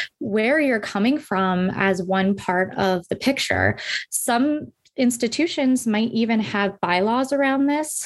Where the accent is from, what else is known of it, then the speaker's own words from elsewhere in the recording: Baltimore, Maryland, United States; I was from Baltimore